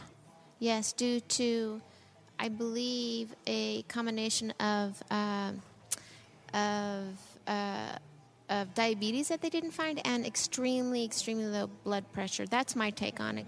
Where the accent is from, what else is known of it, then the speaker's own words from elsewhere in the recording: Colorado, United States; I grew up in Colorado on welfare